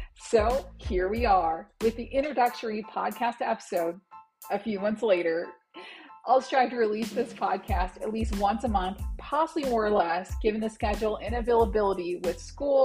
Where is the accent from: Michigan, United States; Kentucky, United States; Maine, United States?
Michigan, United States; Detroit; also born or lived in Anchorage, Alaska; now in West Texas, United States; I was born in Anchorage, Alaska, but grew up in Metro Detroit